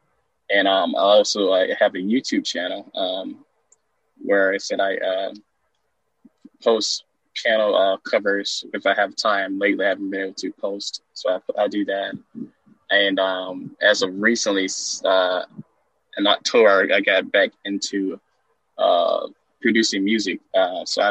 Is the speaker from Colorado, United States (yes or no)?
no; Alabama, United States; I'm from the United States in Alabama.